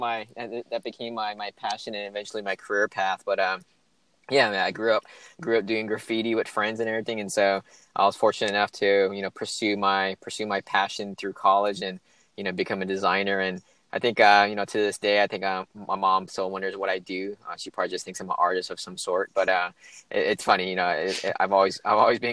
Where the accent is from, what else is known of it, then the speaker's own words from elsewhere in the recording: California, United States; moved away as an adult; also born or lived in San Francisco, United States / Los Angeles, United States / Maryland, United States; I was actually born and raised in California all my life. Grew up all around California from San Francisco down to kind of Los Angeles